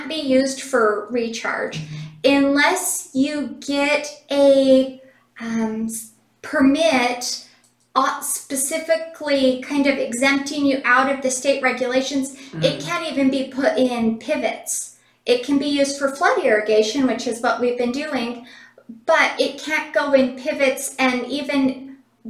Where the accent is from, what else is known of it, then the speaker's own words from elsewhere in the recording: Cedar City, Utah, United States; I was born and raised in Cedar City.